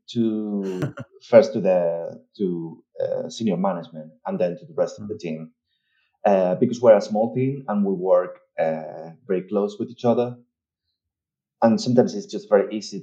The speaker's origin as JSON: {"language": "English", "area": "Tenerife", "region": "Canary Islands", "country": "Spain", "also_born_or_lived": "Madrid, Spain / United Kingdom", "moved": "as an adult", "said": "I'm from Spain, I'm from Tenerife. I left Tenerife in the year 2009 to go to Madrid to study"}